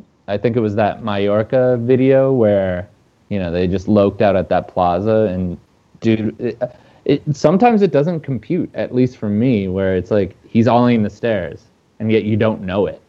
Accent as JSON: {"language": "English", "region": "Minnesota", "country": "United States", "said": "as a Minnesotan"}